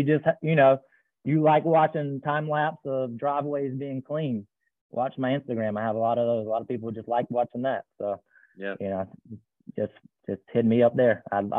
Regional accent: Eastern North Carolina, United States; moved away as an adult; now in Raleigh, United States; I'm from Eastern North Carolina, but I moved up to Raleigh about 18 years ago

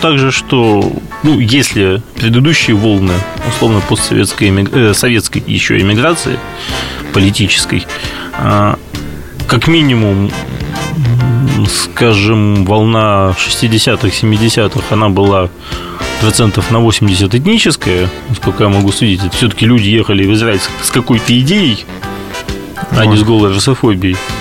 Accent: Riga, Latvia; moved away; ко мне на малую родину в город Ригу, столицу Латвии

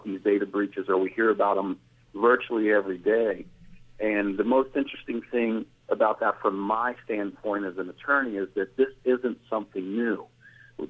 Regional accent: Kentucky, United States; my home state of Kentucky

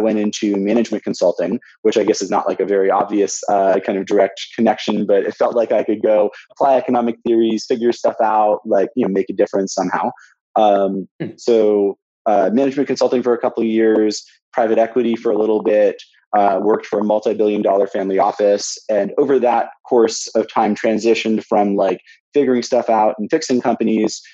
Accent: Santa Monica, California, United States; I grew up in Santa Monica, California

